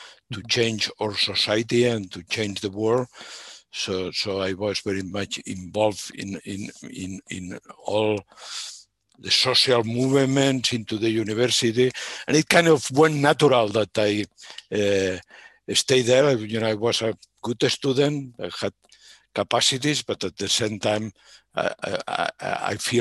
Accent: Barcelona, Catalonia, Spain; I grew up in Barcelona. I'm born in the city of Barcelona in Catalonia, Spain

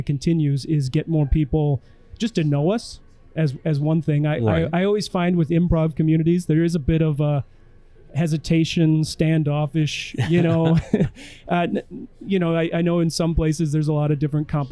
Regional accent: Elkton, South Dakota, United States; We did one in Elkton, in my hometown bar

